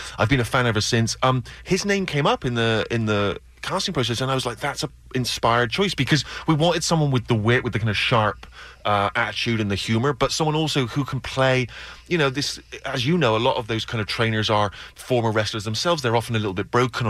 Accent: United Kingdom; I'm a British writer

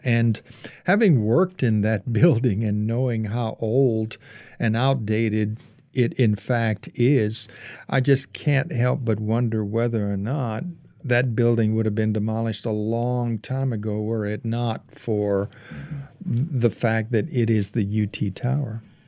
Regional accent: Cajun Louisiana, United States; I was, uh, uh, nine years old, growing up in Cajun, Louisiana.

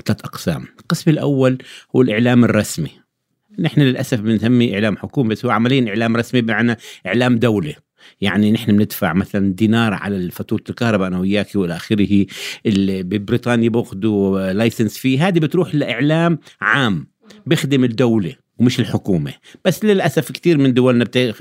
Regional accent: Jordan; عندنا في الأردن

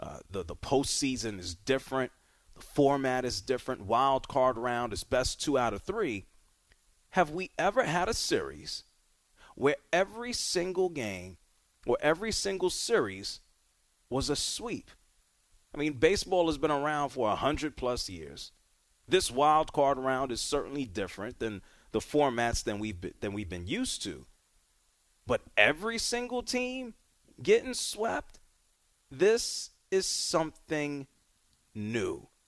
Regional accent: Atlanta, Georgia, United States; my hometown Atlanta Braves

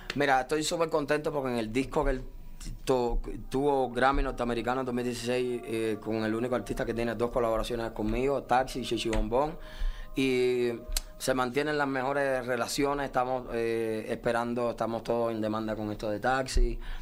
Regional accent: Cuba; also born or lived in Las Vegas; now in Miami, United States; los cubanos no tenemos derechos cubanos

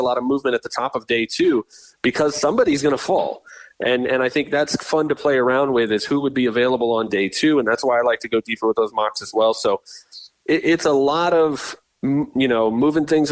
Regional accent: Tampa, Florida, United States; I grew up in the Tampa area

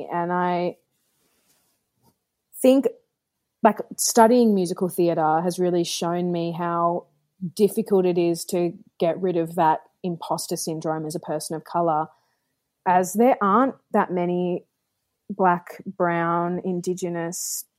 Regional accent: Brooklyn, New York, United States; accent: Brooklyn; me doing audio and vocals over the top in my Brooklyn accent

